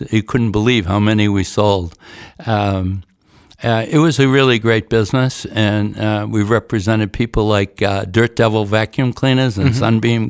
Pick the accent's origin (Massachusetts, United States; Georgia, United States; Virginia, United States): Massachusetts, United States; Boston; born there; now in New Hampshire, United States; I was born in the Boston area, and I wanted to come home. But I chose New Hampshire versus Boston to come home.